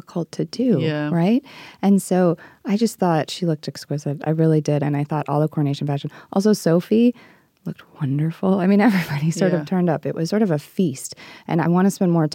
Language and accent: English; United States; as an American